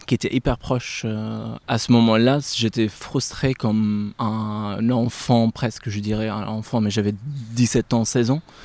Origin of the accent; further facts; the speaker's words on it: Aleppo, Aleppo Governorate, Syria; moved away; je suis né à Alep, euh, Syrie